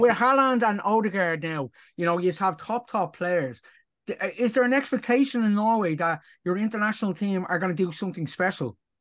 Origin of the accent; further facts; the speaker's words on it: Dublin, Leinster, Ireland; I personally, as an Irishman, uh, from Dublin